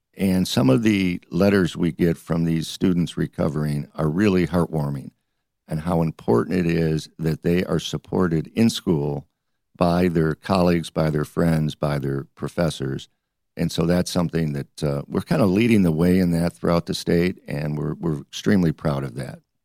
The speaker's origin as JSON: {"language": "English", "town": "Detroit", "region": "Michigan", "country": "United States", "tie": "born or raised there", "also_born_or_lived": "Ohio", "moved": "as an adult", "lives_now": "Detroit, United States", "said": "I grew up in Detroit."}